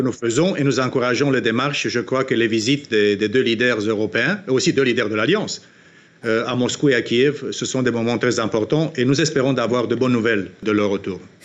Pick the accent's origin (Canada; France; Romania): Romania; en Roumanie, dans mon pays d'origine